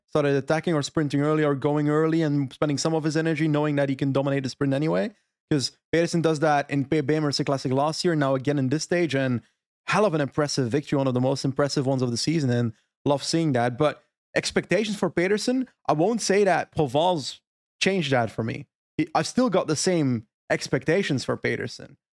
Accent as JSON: {"language": "English", "region": "Flanders", "country": "Belgium", "said": "My Flemish soul"}